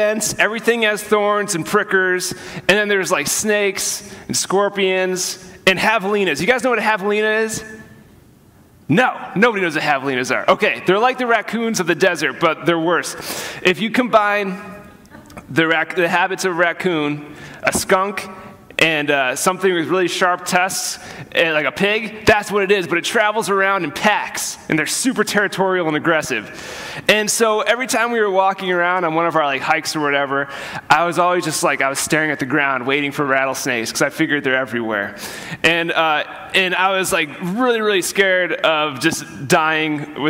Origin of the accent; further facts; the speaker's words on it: Vermont, United States; we're from Vermont.